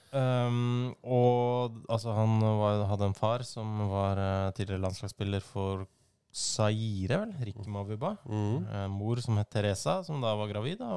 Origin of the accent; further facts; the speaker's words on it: Molde, Møre og Romsdal, Norway; born there; Jeg er født på Molde sykehus.